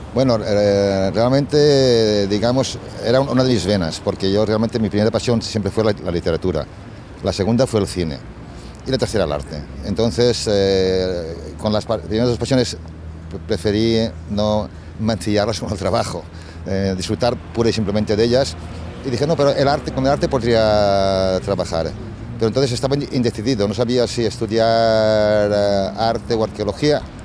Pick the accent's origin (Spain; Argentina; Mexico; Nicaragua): Spain; La Safor, Valencian Community; moved away as an adult; also born or lived in United States; now in Milan, Italy; yo nací en la Safor, en un ambiente rural